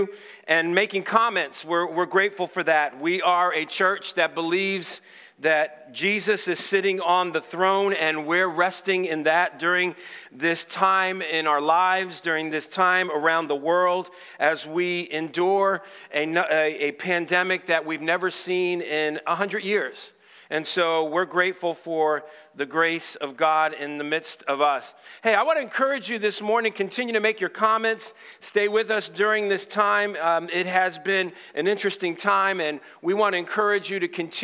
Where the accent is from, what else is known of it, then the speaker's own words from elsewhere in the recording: Stamford, Connecticut, United States; moved away; also born or lived in Dallas, Texas; I'm originally from Stamford, Connecticut.